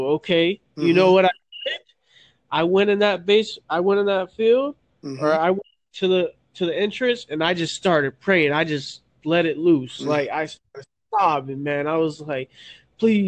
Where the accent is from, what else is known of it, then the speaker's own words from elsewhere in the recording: Florida, United States; I'm from Florida